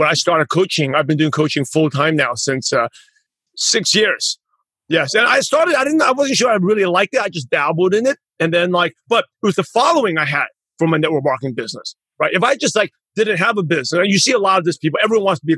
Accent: New York, United States; moved away; also born or lived in Los Angeles; Because I lived in LA, I'm originally from New York

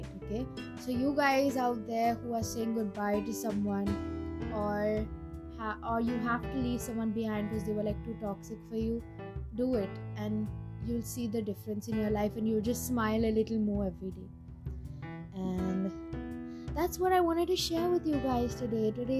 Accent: India; I'm Indian

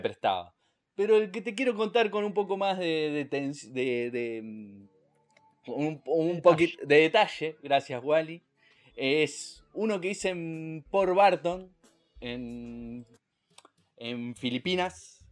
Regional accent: Argentina; somos los argentinos

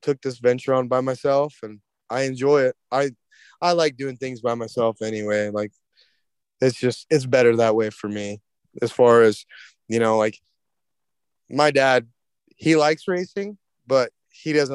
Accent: Kansas, United States; I was raised by my dad. My dad's a cowboy, and that's kind of what I was, you know. We grew up in Kansas

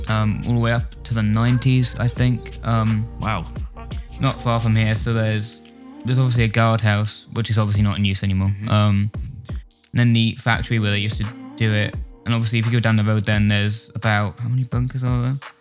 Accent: Wales, United Kingdom; I'm a guitarist from Wales, sort

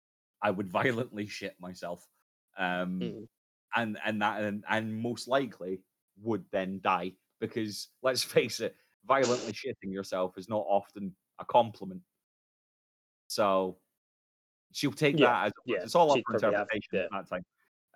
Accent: Scotland, United Kingdom; now in Liverpool, United Kingdom; But for those who aren't aware, I am a Scotsman

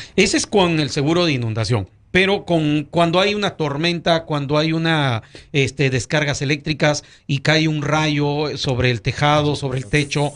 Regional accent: Chachapoyas, Amazonas, Peru; moved away; yo soy de Perú

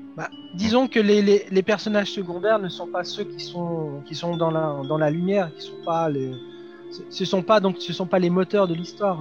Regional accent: France; chez nous en France

